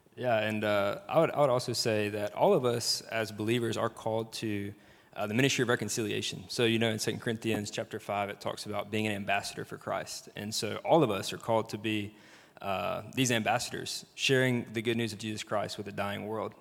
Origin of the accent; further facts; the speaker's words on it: Brandon, Mississippi, United States; I am actually from Mississippi, uh, from Jackson area, from Brandon.